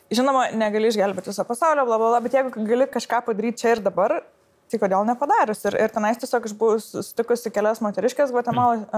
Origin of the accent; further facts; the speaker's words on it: Lithuania; aš esu iš Lietuvos, o ne iš kokios nors vakarų šalies